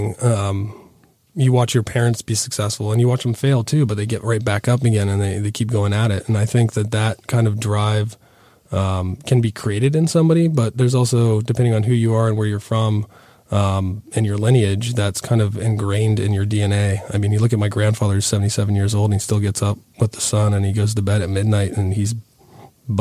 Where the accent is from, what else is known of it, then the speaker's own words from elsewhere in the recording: Athens, Ohio, United States; also born or lived in Portsmouth, Ohio / Columbus, Ohio; I grew up in southern Ohio, southeastern Ohio. I was born in Portsmouth